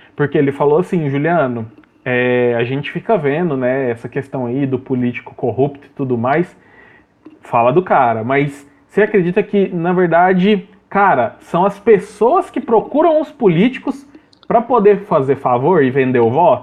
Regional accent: Brazil

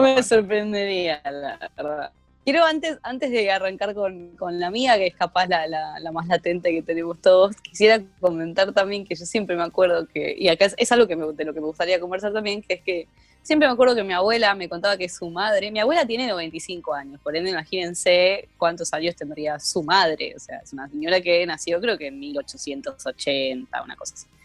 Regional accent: Buenos Aires, Argentina; me tildan de cheta por ser de Capital Federal, yo digo, bueno, pero por lo menos, por lo menos no soy de San Isidro

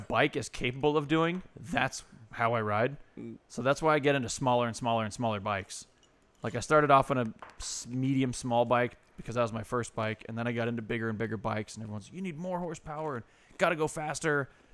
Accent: California, United States; I grew up here

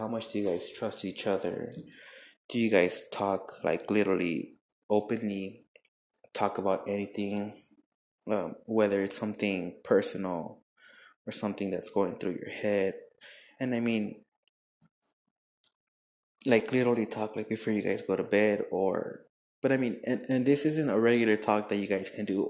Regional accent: El Paso, Texas, United States; in El Paso, my hometown

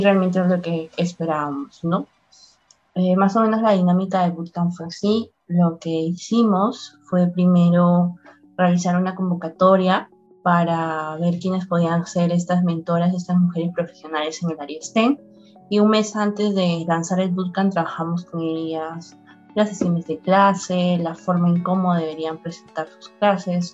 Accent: Piura, Peru; Tengo 22 años, soy de Piura, amo mi ciudad

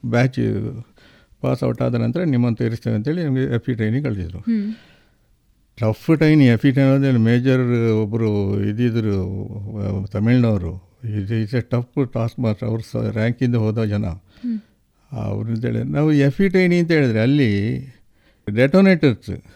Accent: Puttur, Karnataka, India; ನಂದು ಹುಟ್ಟೂರು ಇದೇ ಪುತ್ತೂರು ತಾಲೂಕಿನ ಮುಂಡೂರು ಗ್ರಾಮ ನಾಡಾಜಿ ತರವಾಡ

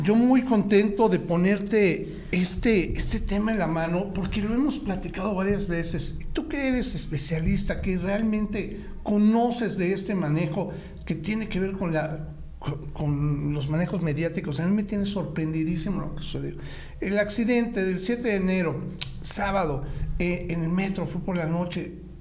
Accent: Mexico; como mexicanos

